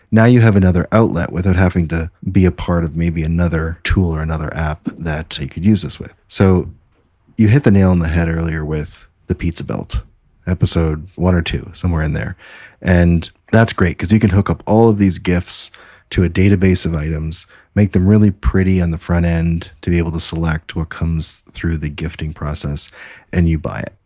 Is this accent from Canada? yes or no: yes; Canada; As a Canadian